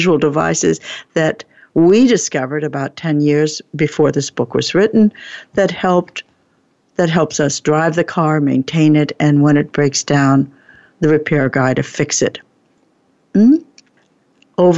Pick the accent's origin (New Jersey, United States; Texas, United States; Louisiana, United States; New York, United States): New Jersey, United States; moved away; also born or lived in Oregon; I was brought up in New Jersey, and I spent 20 years in Oregon